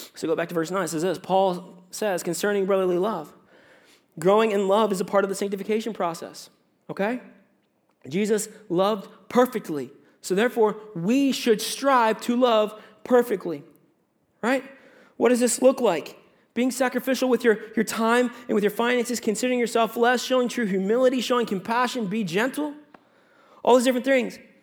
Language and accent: English; United States; moved away as an adult; also born or lived in Virginia; now in Canada; I'm an American